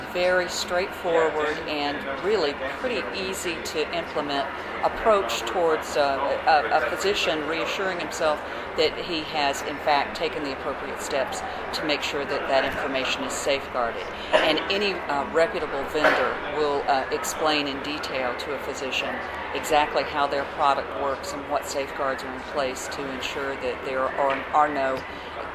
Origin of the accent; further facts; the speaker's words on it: Tampa, Florida, United States; my hometown of Tampa